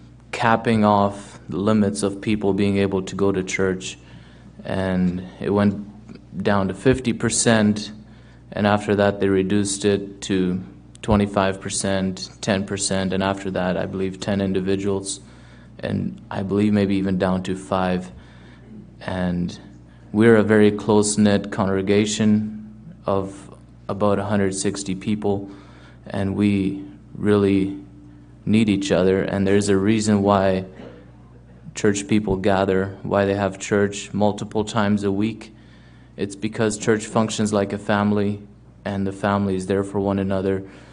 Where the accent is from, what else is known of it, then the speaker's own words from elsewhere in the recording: Germany; now in Steinbach, Canada; I currently live in the Steinbeck area, and previously I moved to Canada from Germany back in 2006.